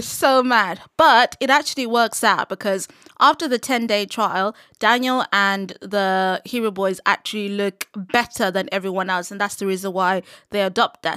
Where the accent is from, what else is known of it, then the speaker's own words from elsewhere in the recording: Zimbabwe; moved away; growing up in Zim, I was surrounded by a lot of S D As